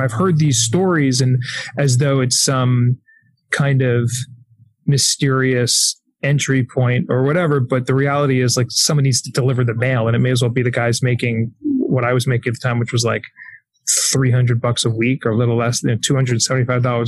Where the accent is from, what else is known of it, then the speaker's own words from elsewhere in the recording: Syosset, New York, United States; I grew up in Syosset